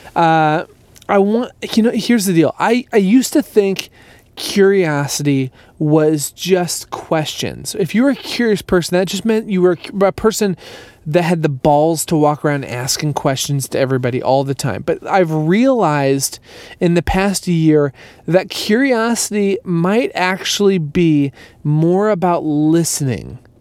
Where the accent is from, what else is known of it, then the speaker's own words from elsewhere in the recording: Minneapolis, Minnesota, United States; moved away; I'm back in Minneapolis. I'm back in my hometown